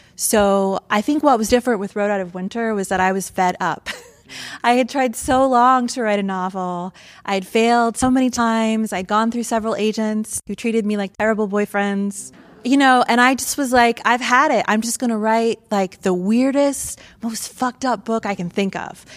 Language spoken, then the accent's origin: English; Mansfield, Ohio, United States; moved away as an adult; also born or lived in Athens County, Ohio / New York / California / Michigan; I grew up in Mansfield, Ohio, home of the Shawshank Redemption